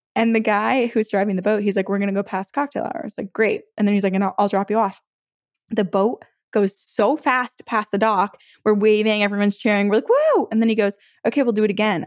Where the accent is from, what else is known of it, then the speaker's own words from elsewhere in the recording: United States; I grew up on Lake Champlain boating just around there